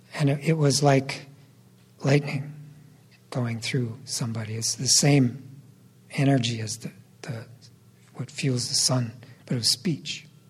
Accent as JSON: {"language": "English", "town": "Austin", "region": "Minnesota", "country": "United States", "tie": "born or raised there", "said": "The U.S. Army occupied my hometown for about four months"}